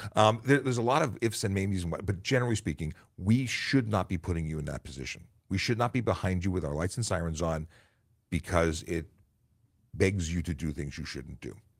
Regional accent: Canada; we're Canadian

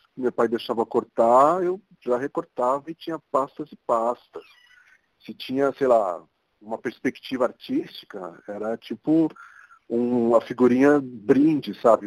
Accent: São Paulo, Brazil; sou daqui de São Paulo mesmo, é, posso dizer que sou um paulistano da Gema

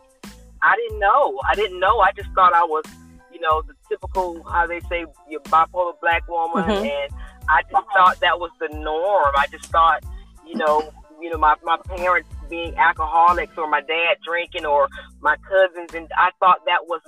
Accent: Columbus, Georgia, United States; moved away as an adult; now in Atlanta, United States; I'm originally from Columbus, Georgia, which is about an hour south of Atlanta. I currently live in the Atlanta area

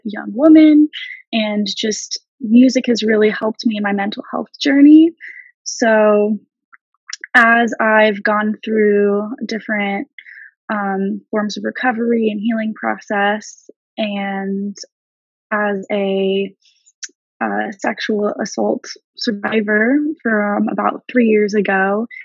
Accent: Los Angeles, California, United States; moved away as an adult; now in New York City, United States; I'm originally from the Los Angeles area and in California

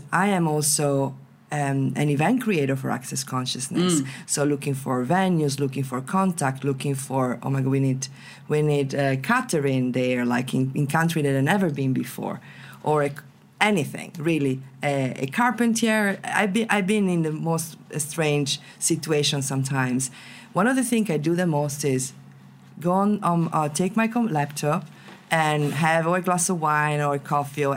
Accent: Venice, Veneto, Italy; English is a second language; I come from Venice, so it's full of tourists, right? I've been growing up with tourists around me.

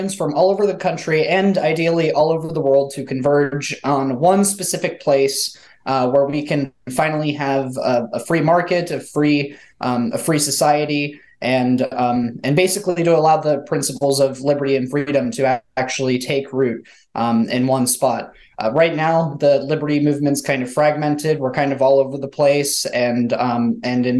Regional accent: California, United States; now in New Hampshire, United States; as a Californian

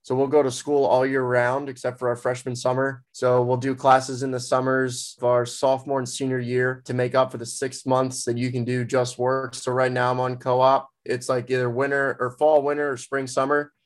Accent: Ocean City, New Jersey, United States; moved away as an adult; now in Philadelphia, United States; I'm from Ocean City, New Jersey

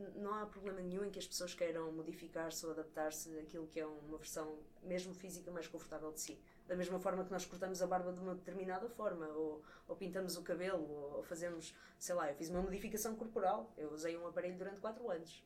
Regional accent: Coimbra, Centro, Portugal; sou cá de Coimbra

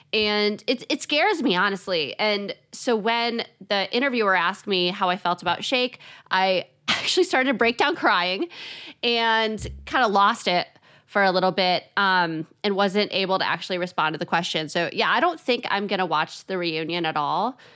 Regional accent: Chicago, Illinois, United States; I'm from Chicago

